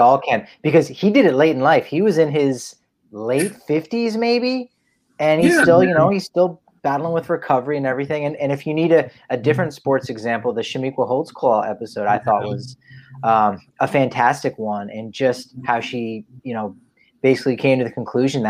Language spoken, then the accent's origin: English; New Jersey, United States; I'm from Jersey.